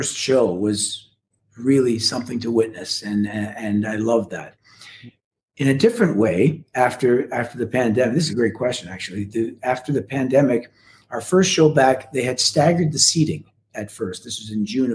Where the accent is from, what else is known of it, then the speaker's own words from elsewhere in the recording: Canada; as a Canadian